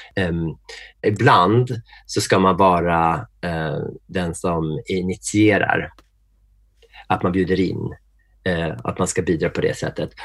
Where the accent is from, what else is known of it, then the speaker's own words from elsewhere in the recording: Norrtälje, Stockholm County, Sweden; jag är född i Norrtälje som är den där småstad utanför Stockholm